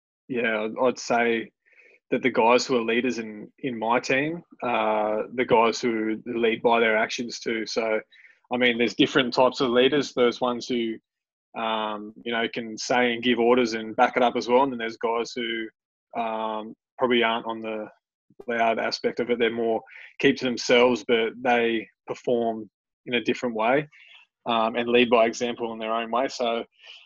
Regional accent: Canberra, Australian Capital Territory, Australia; I grew up down in Canberra, so Canberra was my team

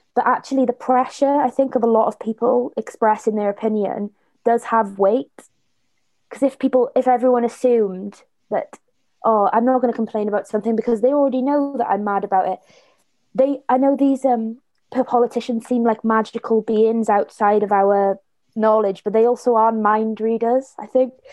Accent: Blackwood, Wales, United Kingdom; I'm from the Valleys and from Blackwood

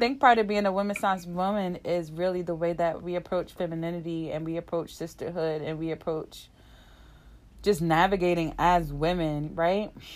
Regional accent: New Jersey, United States; I'm from New Jersey

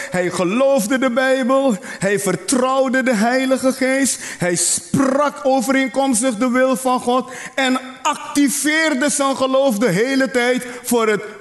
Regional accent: Netherlands; Zie je, ik ben een Nederlander. Ik word geen Nederlander. Ik ben een Nederlander.

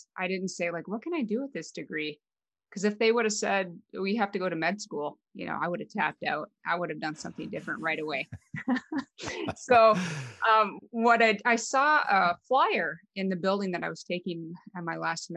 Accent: Western North Dakota, United States; moved away as an adult; also born or lived in Fargo, North Dakota; I'm from a very small town in Western North Dakota, and I didn't grow up on a farm, but it was very rural type community.

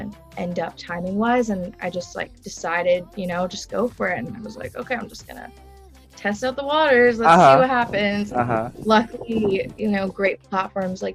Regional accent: Malaysia; I was born in Malaysia as well

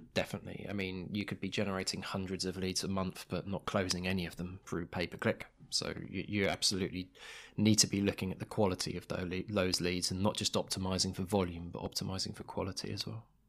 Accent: United Kingdom; as a British consumer

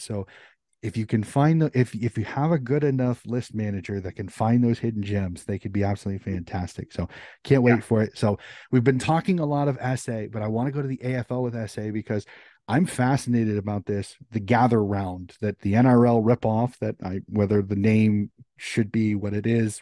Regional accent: United States; as an American

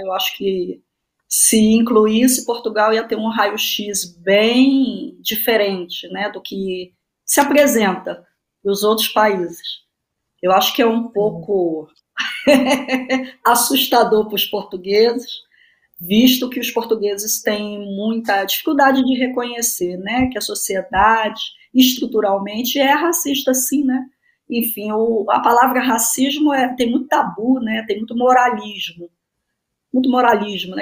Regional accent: São Gonçalo, Rio de Janeiro, Brazil; also born or lived in Niterói; Sou do Rio de Janeiro, da região metropolitana, nasci em Niterói, cresci em São Gonçalo

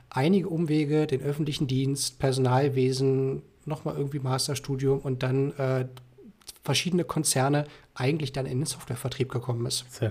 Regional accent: Eisenhüttenstadt, Brandenburg, Germany; born there; now in Berlin, Germany; Ich bin äh, in Berlin, komme gebürtig aus Eisenhüttenstadt

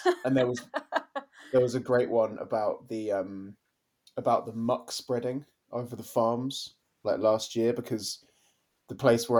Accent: Kent, South East England, United Kingdom; the village where I grew up in Kent.

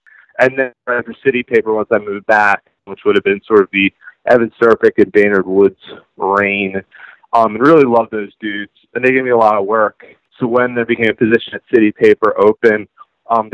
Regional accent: Baltimore, Maryland, United States; also born or lived in Harford County, Maryland; I'm from Baltimore. I'm from East Baltimore. My whole family's all Highland Town trash. And then later in life, my parents got to Harford County, which is where I went to high school

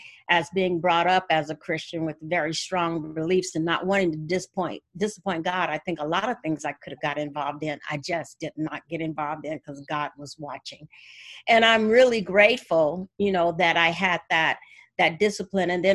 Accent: Gary, Indiana, United States; I am from Gary, Indiana

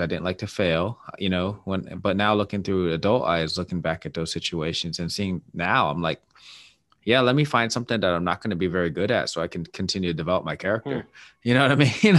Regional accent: Seattle, Washington, United States; my hometown is my Seattle Mariners

